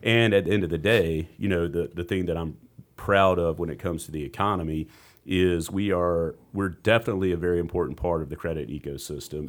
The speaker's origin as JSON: {"language": "English", "town": "Rock Hill", "region": "South Carolina", "country": "United States", "tie": "born or raised there", "said": "I grew up in Rock Hill"}